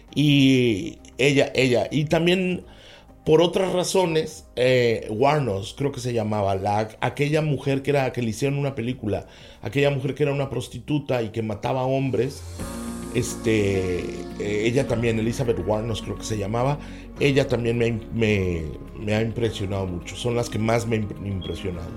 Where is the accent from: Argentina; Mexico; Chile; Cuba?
Mexico; moved away as an adult; also born or lived in Europe; now in United States; vengo de México